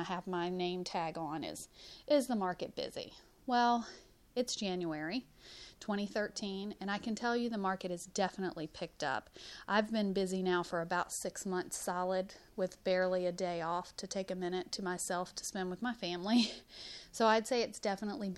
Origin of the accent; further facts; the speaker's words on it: Huntsville, Alabama, United States; moved away; also born or lived in Northern Virginia; originally from Huntsville, just gone for many years.